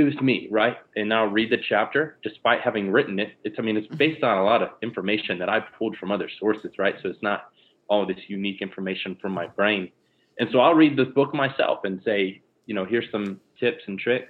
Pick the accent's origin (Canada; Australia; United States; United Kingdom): United States; Lakeland, Florida; moved away as an adult; now in Jacksonville Beach, United States; born and raised in Lakeland, Florida, which is Central Florida, near Orlando and Tampa